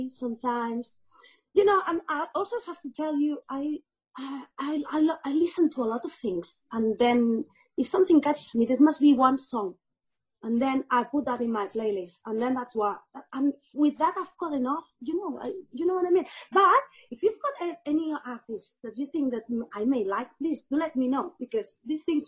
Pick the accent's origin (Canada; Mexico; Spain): Spain; I'm from Spain